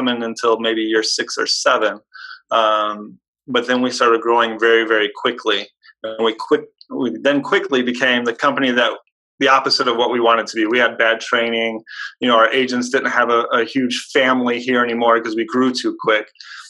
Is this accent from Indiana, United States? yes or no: yes; Hobart, Indiana, United States; born or raised there